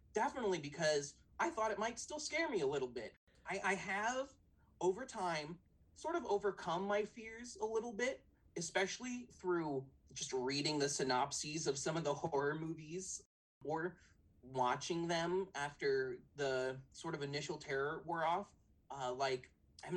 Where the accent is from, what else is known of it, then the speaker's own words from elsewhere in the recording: San Diego, California, United States; I'm 29 from San Diego